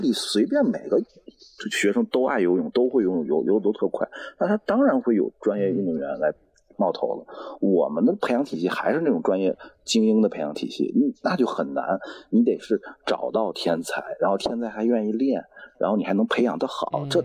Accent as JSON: {"language": "Chinese", "region": "Beijing", "country": "China", "said": "我是北京人"}